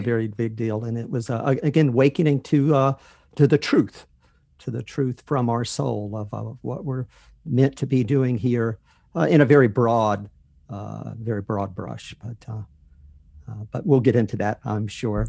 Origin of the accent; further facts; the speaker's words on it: North Carolina, United States; moved away as an adult; That's where I grew up in North Carolina